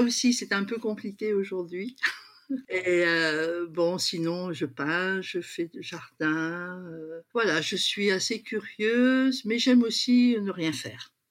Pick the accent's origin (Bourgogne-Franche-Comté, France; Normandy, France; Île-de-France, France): Île-de-France, France; Paris region; born or raised there; moved away as an adult; also born or lived in Douala, Cameroon; now in La Ciotat, France